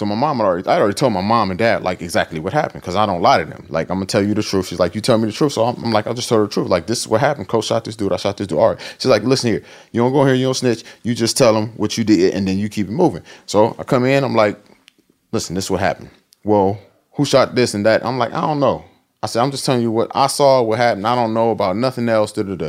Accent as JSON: {"language": "English", "town": "Akron", "region": "Ohio", "country": "United States", "said": "Akron. I'm from Akron."}